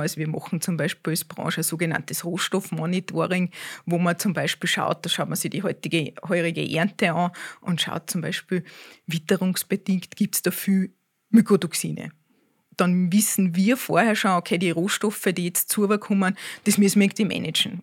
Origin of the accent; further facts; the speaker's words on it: Austria; bei uns in Österreich